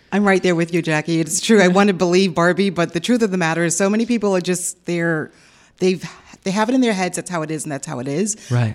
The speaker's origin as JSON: {"language": "English", "country": "United States", "moved": "yes", "lives_now": "Austin, United States", "said": "I'm not from Austin. I'm from right. Washington originally"}